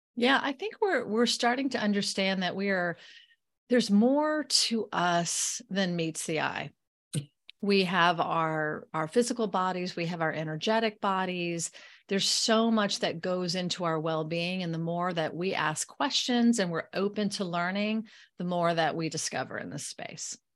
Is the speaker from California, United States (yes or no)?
no; Florida, United States; moved away; I am born and raised in Florida. So, I'm a Floridian